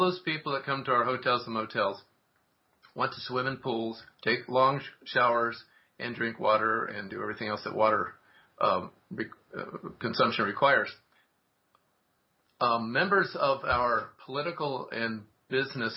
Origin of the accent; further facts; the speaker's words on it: Coral Gables, Florida, United States; I was born in 1949 in Coral Gables